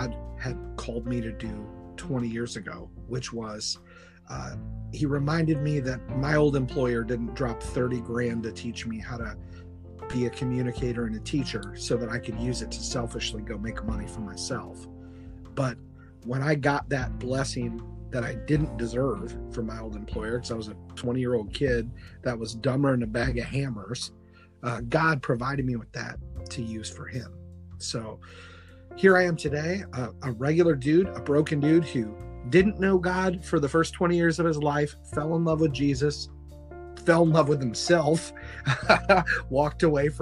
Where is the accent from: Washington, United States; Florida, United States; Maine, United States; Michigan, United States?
Michigan, United States; Kalamazoo; moved away; my hometown, Kalamazoo, Michigan